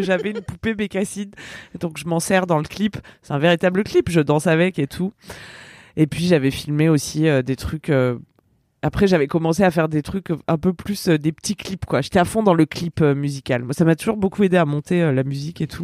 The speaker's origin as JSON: {"language": "French", "area": "Ardèche", "region": "Auvergne-Rhône-Alpes", "country": "France", "tie": "born or raised there", "said": "j'étais restée toute seule dans mon bled en Ardèche"}